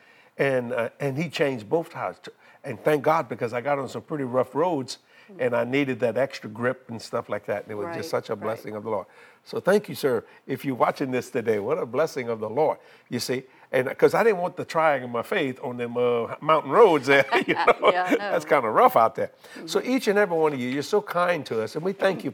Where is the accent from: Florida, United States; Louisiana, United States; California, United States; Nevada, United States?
Louisiana, United States; New Orleans; I said, I'm from New Orleans